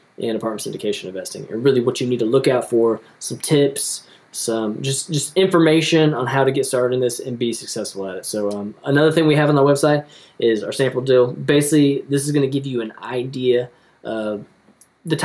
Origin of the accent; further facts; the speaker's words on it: Oklahoma, United States; we're from Oklahoma. Actually, we're here in Oklahoma now.